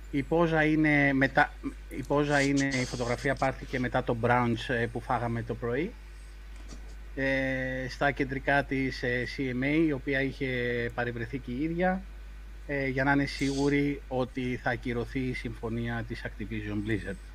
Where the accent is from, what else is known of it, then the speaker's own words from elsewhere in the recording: Rhodes, South Aegean, Greece; Είμαι από Ρόδο